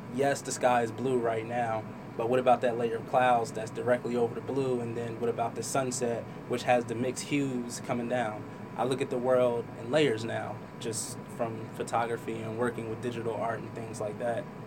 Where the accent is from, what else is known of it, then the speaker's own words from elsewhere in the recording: Trenton, New Jersey, United States; also born or lived in Hamilton, New Jersey; Grew up in Trenton with my mom and well, my mom and dad